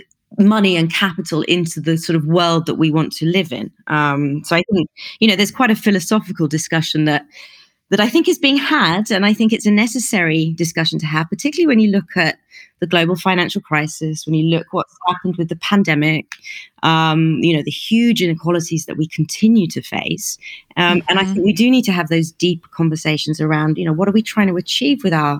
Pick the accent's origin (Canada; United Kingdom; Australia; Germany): United Kingdom; accent: plummy British; moved away as an adult; also born or lived in New York / Beijing / Hong Kong; now in Middle East; I've lived and worked all over the world, so you can probably tell from my plummy British accent that I'm from the UK. But I left a long time ago.